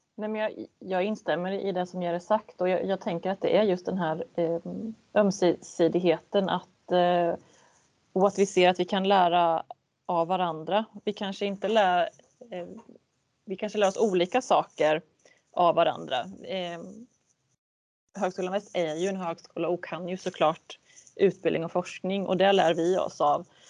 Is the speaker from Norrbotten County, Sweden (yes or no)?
no; a municipality neighbouring Västervik, Kalmar County, Sweden; jag bodde i en, en grannkommun till Västervik som var betydligt mindre